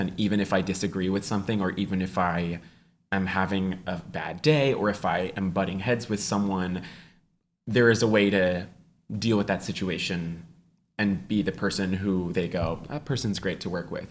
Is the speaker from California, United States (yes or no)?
yes; Walnut Creek, California, United States; my hometown of Walnut Creek, California